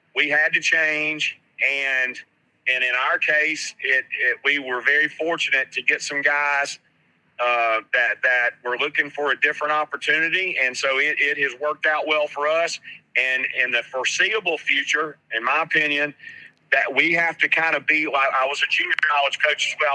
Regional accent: Hattiesburg, Mississippi, United States; I grew up in Hattiesburg as well

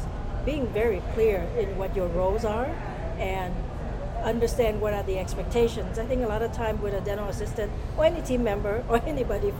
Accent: Vietnam; also born or lived in Southern California; now in United States; I'm originally from Vietnam. I came here as a refugee, so I came back in 1981

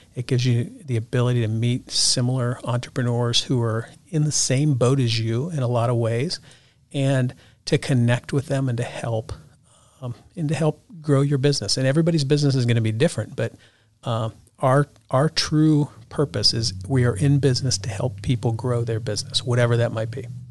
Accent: Ohio, United States; moved away; I grew up in Ohio, went to Ohio State

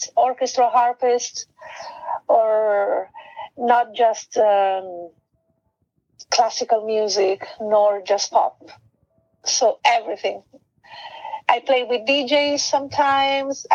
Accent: Italy; first language Italian; English is a second language; moved away as an adult; also born or lived in London / Thailand; my first language is Italian, mm-hmm. and then English

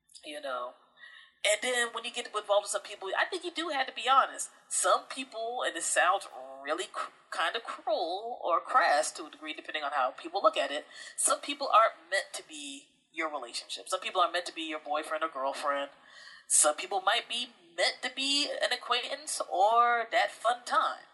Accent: Prince George's County, Maryland, United States; also born or lived in New Jersey; I grew up in Prince George's County, Maryland area.

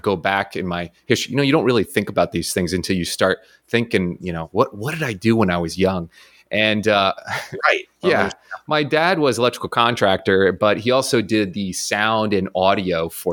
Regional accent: Wyckoff, New Jersey, United States; moved away; I grew up north there in New Jersey

